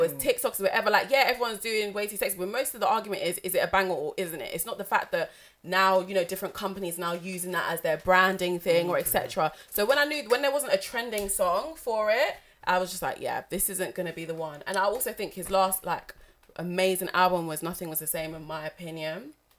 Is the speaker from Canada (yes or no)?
no; Barnet, London, United Kingdom; I'm from Barnet.